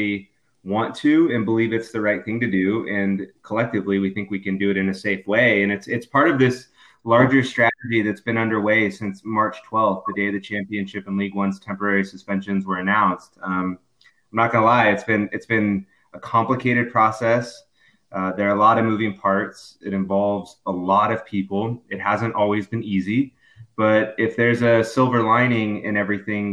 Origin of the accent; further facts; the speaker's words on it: Southern California, United States; moved away as an adult; also born or lived in Missouri / Colorado / South Carolina / Florida; I'm originally from Southern California. I went to school in Missouri, and then I bounced around a little bit from Colorado to South Carolina and out of Florida professionally.